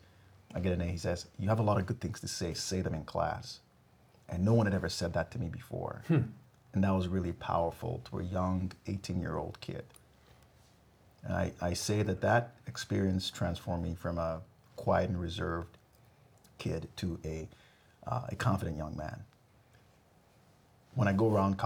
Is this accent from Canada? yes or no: no; Ghana; now in United States; I grew up in Ghana, West Africa.